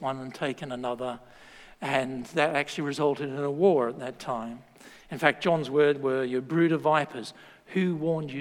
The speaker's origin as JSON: {"language": "English", "country": "Australia", "moved": "yes", "said": "I'm Australian."}